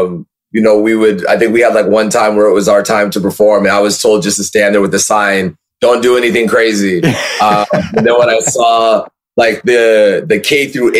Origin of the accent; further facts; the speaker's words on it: California, United States; So I grew up in Orange County, California, okay, which is like 40 minutes south of Los Angeles.